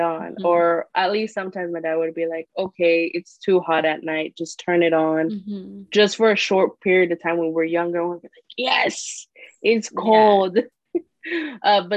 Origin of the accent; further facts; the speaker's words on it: Corona, California, United States; also born or lived in Santa Ana, California / Anaheim, California; we moved to Corona from, I want to say, when I was like 8, 9 years old, and I stayed in Corona till now.